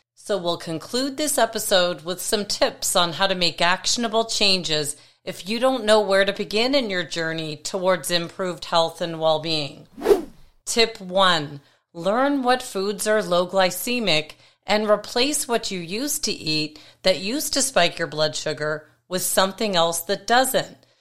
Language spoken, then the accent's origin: English; Toronto, Ontario, Canada; moved away; my hometown in Toronto